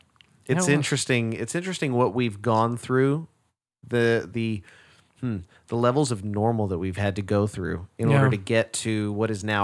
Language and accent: English; Garland, Texas, United States; Yeah, I'm from Garland, yeah.